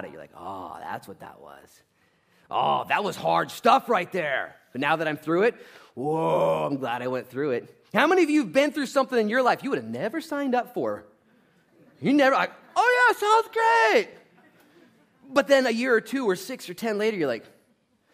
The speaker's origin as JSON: {"language": "English", "country": "United States", "said": "as an American"}